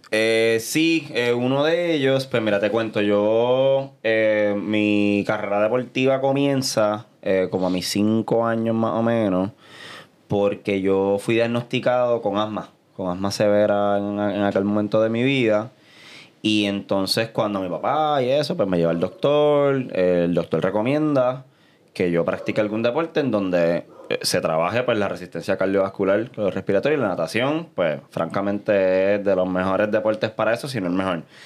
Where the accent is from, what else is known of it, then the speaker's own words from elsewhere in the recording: Caguas, Puerto Rico; also born or lived in San Juan, Puerto Rico; Yo soy mitad sanjuanero y mitad cagüeño. Así que en aquel momento de mi vida vivía en Caguas